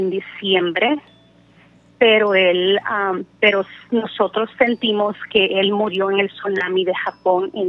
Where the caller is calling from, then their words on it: California, United States; Yo hablo de California.